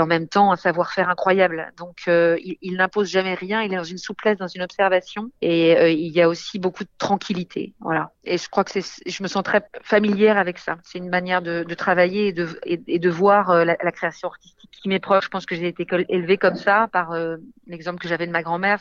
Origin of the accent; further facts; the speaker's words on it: France; also born or lived in England; J'ai grandi en France